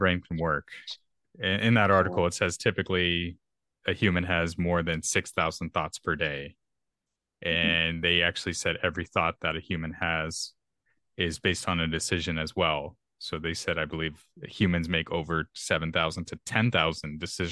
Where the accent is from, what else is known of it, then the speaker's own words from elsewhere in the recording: Texas, United States; I'm a Texan. So if I say y'all a lot in this podcast, well, I guess that's my natural accent.